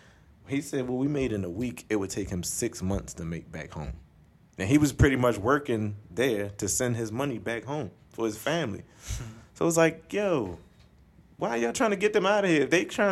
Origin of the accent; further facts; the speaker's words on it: United States; I'm American, I'm Americanized